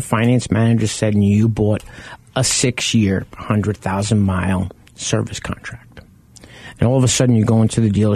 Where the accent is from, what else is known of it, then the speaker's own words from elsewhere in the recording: New York, United States; now in Arizona, United States; I grew up in New York